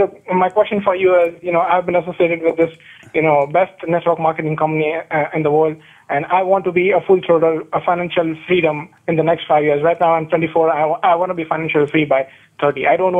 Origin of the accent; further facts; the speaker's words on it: India; moved away as an adult; now in United States; I'm an Indian student.